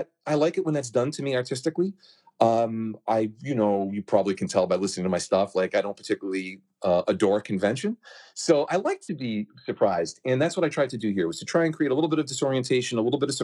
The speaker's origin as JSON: {"language": "English", "town": "Hampton", "region": "New Hampshire", "country": "United States", "tie": "born or raised there", "said": "my hometown beach called Hampton Beach"}